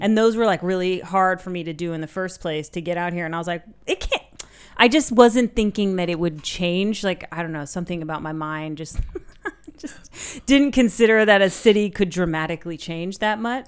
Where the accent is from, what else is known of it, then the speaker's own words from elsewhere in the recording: San Francisco Bay Area, California, United States; moved away as an adult; now in Berlin, Germany; I grew up in the San Francisco Bay Area